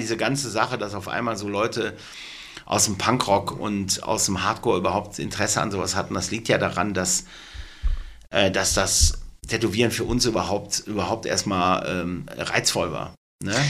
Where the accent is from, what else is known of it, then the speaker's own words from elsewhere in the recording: Duisburg, North Rhine-Westphalia, Germany; ich komme aus Duisburg